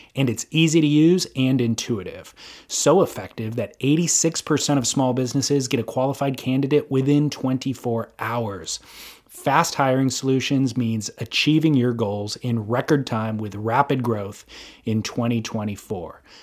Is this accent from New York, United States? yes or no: no; Southern California, United States; I'm from Southern California, so, like, I grew up listening to K-Rock